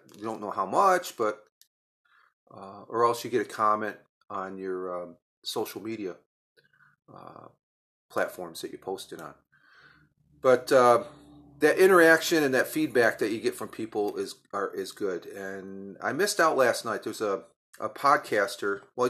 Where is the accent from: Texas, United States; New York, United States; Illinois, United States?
New York, United States; being a New Yorker, but also deals with social media